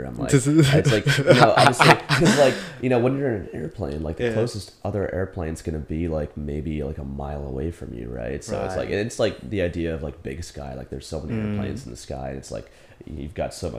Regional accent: New Jersey, United States; moved away as an adult; also born or lived in South Korea; I grew up in New Jersey, close to Princeton University

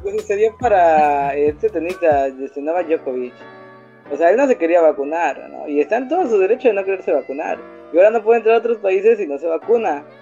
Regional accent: Veracruz, Mexico; soy originario de Veracruz.

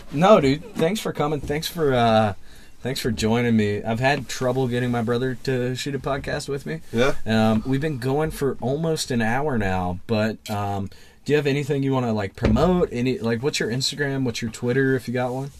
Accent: Southern West Virginia, United States; my hometown, anybody that's listening in Southern West Virginia

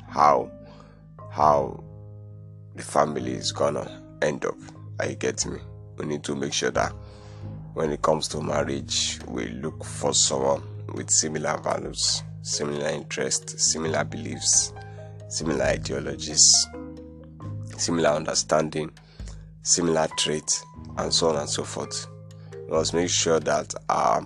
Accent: Nigeria; I'm from Nigeria

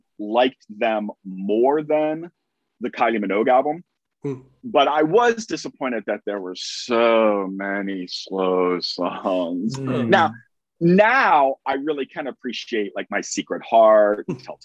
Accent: United States; I am an American

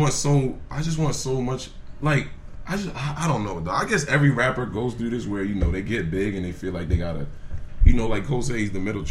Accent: Nigeria; I'm Nigerian. What's a Somalian to a Nigerian?

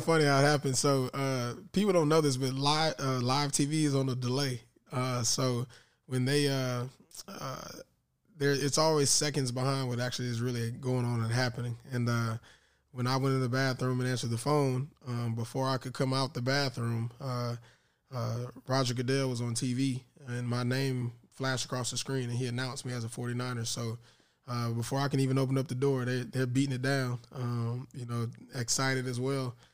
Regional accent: Tallahassee, Florida, United States; in Tallahassee, my hometown

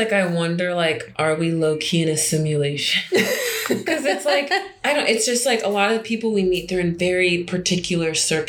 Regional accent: United States; moved away as an adult; also born or lived in Nigeria; now in Abidjan, Côte d'Ivoire; I'm Nigerian American.

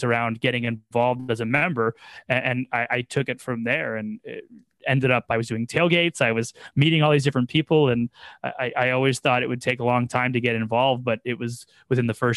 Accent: Toronto, Ontario, Canada; I've grown up in a football or soccer household. My parents being English, it was EPL on the weekends and then just playing soccer as a kid. It was, you know, three or four times a week. And I was lucky enough to actually academy with Toronto

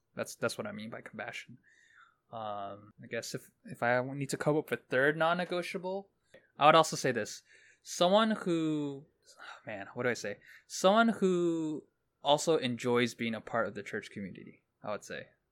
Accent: New York City, New York, United States; I grew up in Brooklyn

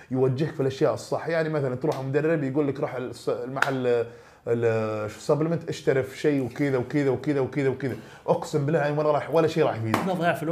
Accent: Eastern Province, Saudi Arabia; من الشرقيه مره كويس انا من الشرقيه

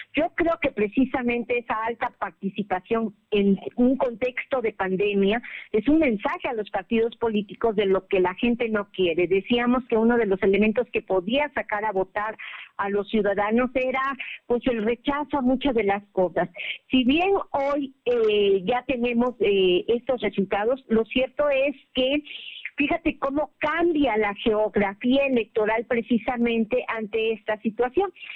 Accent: Mexico; somos mexicanos

